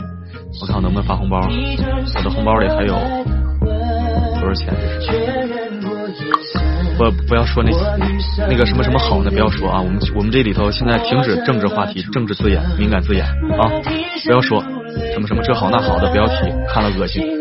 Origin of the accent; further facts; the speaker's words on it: Inner Mongolia, China; moved away; 总能想起来老家来。这首歌想起我的家乡内蒙古。